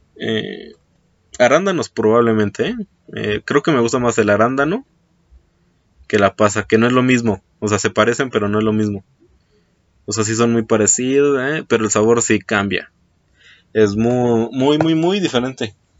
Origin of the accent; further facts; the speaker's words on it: Mexico; aquí en mi país, en México